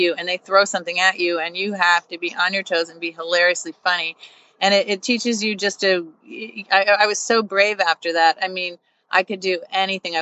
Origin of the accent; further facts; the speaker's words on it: Long Island, New York, United States; I grew up on Long Island